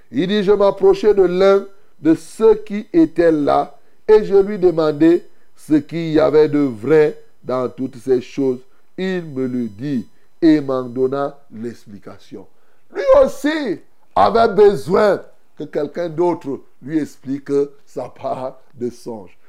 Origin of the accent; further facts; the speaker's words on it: Cameroon; chez nous au Cameroun